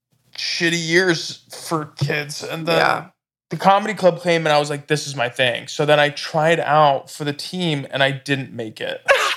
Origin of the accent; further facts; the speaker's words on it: Laguna Hills, California, United States; Laguna Hills.